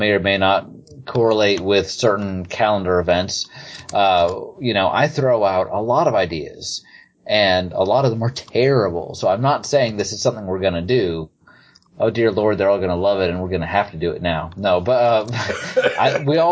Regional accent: Ohio, United States; I'm from Ohio. People that don't know where that is, it's a northern state.

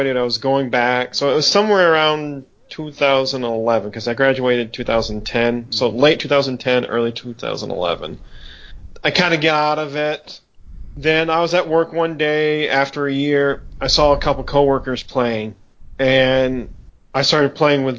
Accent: Michigan, United States; I'm from Michigan. Born and raised here. I still live here

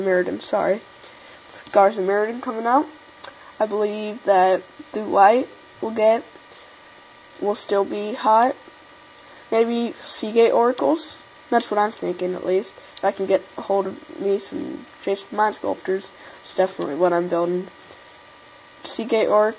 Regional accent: Indiana, United States; I am from Indiana

